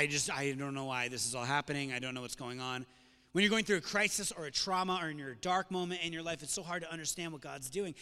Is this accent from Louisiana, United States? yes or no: no; South County, Rhode Island, United States; Growing up in South County